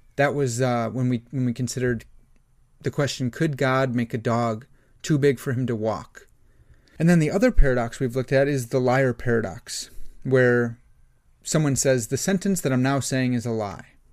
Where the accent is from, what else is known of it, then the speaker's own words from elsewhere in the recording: Illinois, United States; I'm from Illinois. I know about the, the Fermi Lab. We, I grew up, that was part of my childhood, was going to Fermi Lab